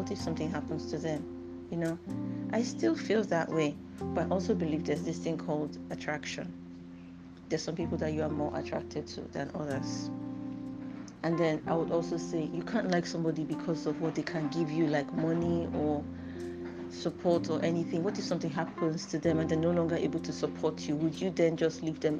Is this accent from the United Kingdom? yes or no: no; Nigeria; I used to read like way too much for my age as a Nigerian at that time